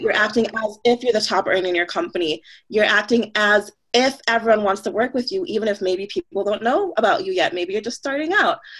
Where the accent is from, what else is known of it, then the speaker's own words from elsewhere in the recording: Jamaica; now in United States; I was from Jamaica, um, you know, born in Jamaica, born in a different country, now living in the States